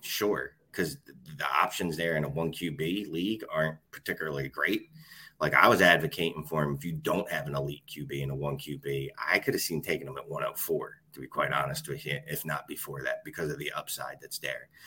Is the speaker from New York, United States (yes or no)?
no; Philadelphia, Pennsylvania, United States; I'm from Philadelphia.